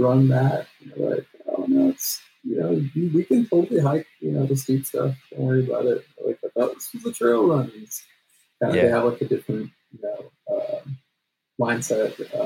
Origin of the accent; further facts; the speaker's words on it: Los Angeles, California, United States; I grew up in the San Fernando Valley